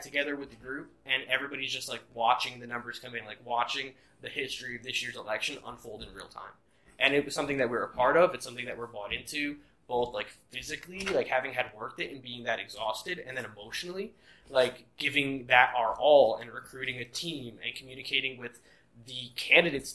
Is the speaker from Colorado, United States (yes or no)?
no; New Jersey, United States; I'm from New Jersey.